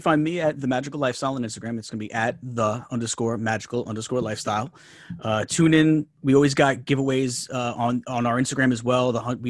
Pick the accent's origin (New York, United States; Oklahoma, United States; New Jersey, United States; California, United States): New York, United States; accent: New York; my New York accent